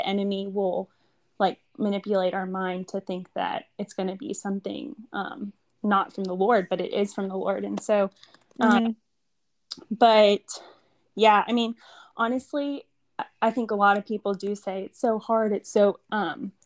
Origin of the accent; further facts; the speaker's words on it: Alpharetta, Georgia, United States; moved away as an adult; also born or lived in Auburn, Alabama; now in 30A, Florida, United States; I'm from Alpharetta, Georgia.